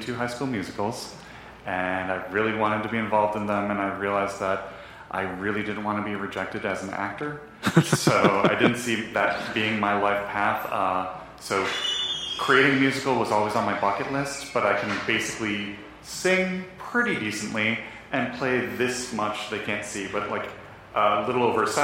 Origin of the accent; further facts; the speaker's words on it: Buffalo, New York, United States; now in Los Angeles, United States; I'm from Buffalo, New York